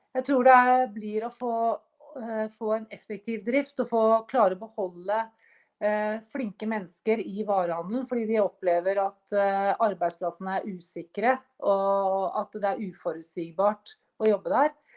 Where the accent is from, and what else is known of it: Norway